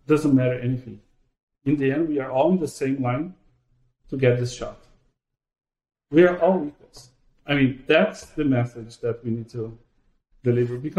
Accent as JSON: {"language": "English", "country": "Brazil", "tie": "born or raised there", "moved": "yes", "said": "I am originally from Brazil"}